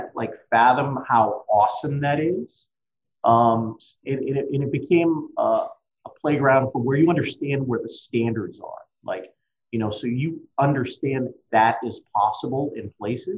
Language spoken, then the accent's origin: English; Massachusetts near Cape Cod, United States; I grew up in Massachusetts near Cape Cod